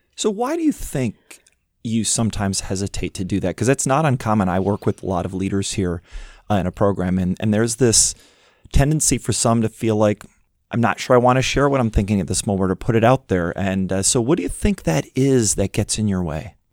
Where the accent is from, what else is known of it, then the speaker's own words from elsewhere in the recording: Midwest, United States; moved away; growing up in the Midwest